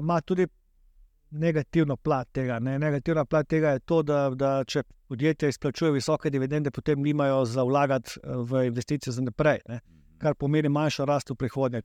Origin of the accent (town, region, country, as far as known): Slovenia